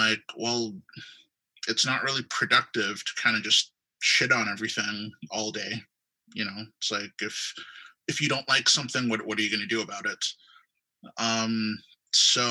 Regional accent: Guelph, Ontario, Canada; I grew up in Guelph, Ontario

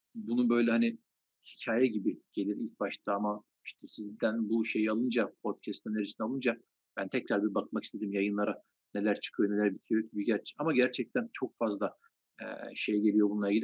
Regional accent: Trabzon, Turkey; Trabzon doğumluyum. Trabzon'da doğdum, büyüdüm.

